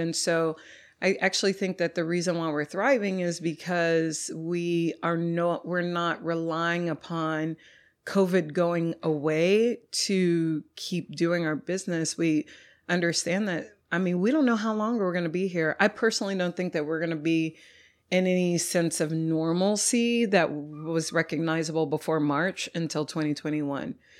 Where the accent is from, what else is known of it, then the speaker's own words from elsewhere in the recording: Dallas, Texas, United States; moved away as an adult; also born or lived in Louisiana / Austin, Texas; now in Houston, United States; I'm from North Dallas originally